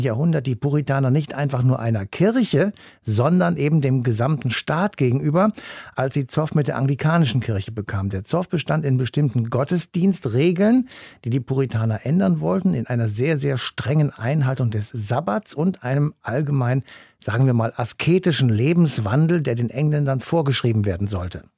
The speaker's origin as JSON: {"language": "German", "country": "Germany", "said": "bei uns in Deutschland"}